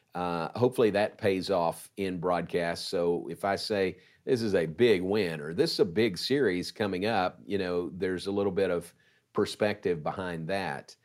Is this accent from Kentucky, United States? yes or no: yes; Danville, Kentucky, United States; moved away as an adult; also born or lived in Louisville, Kentucky; now in Waco, United States; my hometown of Danville, Kentucky